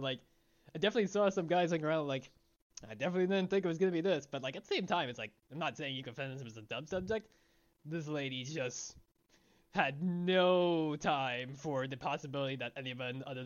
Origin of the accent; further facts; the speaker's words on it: Long Island, New York, United States; moved away; also born or lived in Illinois / Japan; I grew up on Long Island